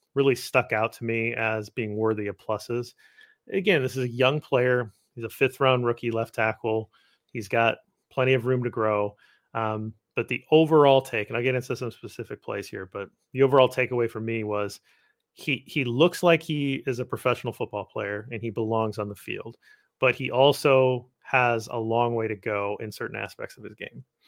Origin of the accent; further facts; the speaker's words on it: Midwest, United States; I'm a Midwesterner